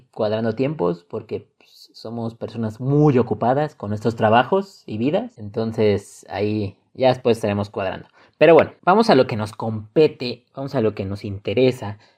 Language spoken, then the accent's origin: Spanish; Mexico; Como buen mexicanos que somos